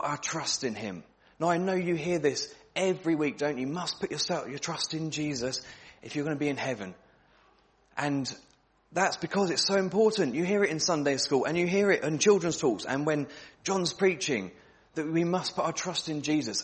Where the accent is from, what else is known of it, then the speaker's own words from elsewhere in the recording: England, United Kingdom; We're from England as well, aren't we?